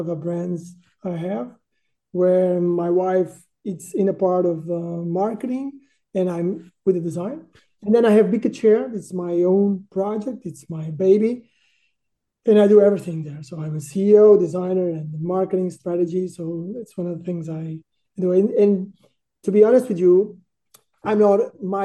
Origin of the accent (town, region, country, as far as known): Portugal; born or raised there; also born or lived in Düsseldorf, Germany